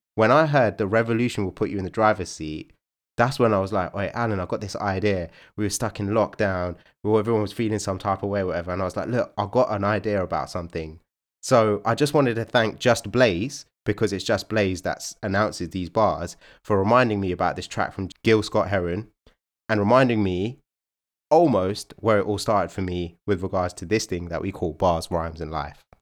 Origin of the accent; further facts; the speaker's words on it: United Kingdom; we're one of the most culturally diverse countries in the world